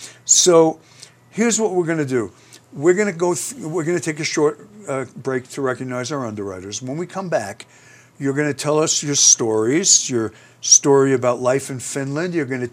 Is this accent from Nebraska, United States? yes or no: no; Aspen, Colorado, United States; we're from Aspen, Colorado.